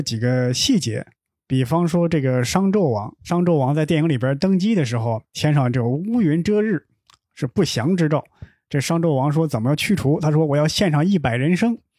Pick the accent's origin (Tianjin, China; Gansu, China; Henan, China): Henan, China; Shangqiu; moved away; 因为我老家河南商丘